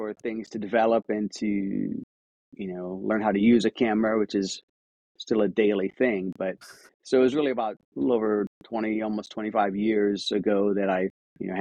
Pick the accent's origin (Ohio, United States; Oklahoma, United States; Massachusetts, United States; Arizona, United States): Ohio, United States; Akron; moved away; also born or lived in New York / Cleveland, Ohio; I grew up in Akron, Ohio, and I've lived in a few other states. But 10 years ago, I moved to Cleveland.